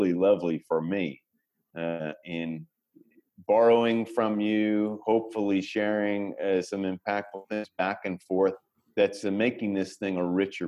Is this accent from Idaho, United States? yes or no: no; Austin, Texas, United States; my hometown of Austin